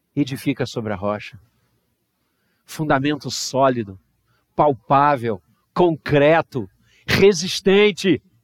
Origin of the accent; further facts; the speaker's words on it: Brazil; nós brasileiros